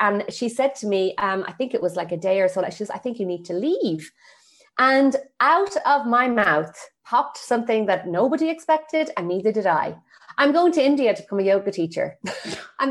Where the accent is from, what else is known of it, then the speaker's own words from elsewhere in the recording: Ireland; I got back to Ireland and I was back in my hometown